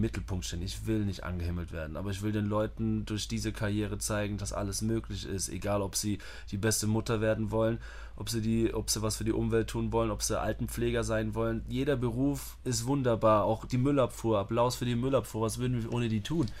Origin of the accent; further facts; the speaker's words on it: Germany; moved away; also born or lived in Vienna, Austria; Selbst als Deutscher